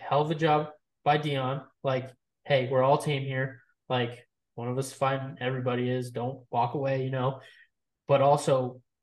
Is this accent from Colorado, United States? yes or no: yes; Colorado, United States; we're from Colorado